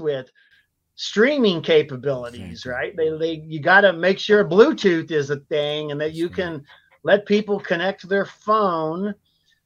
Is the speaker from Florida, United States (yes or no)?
no; San Antonio, Texas, United States; Born and raised in Texas